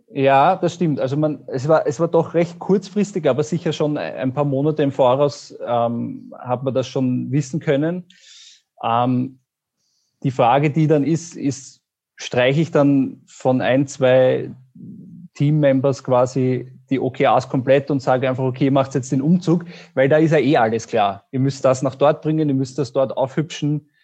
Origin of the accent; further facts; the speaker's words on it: Austria; ich bin aus Österreich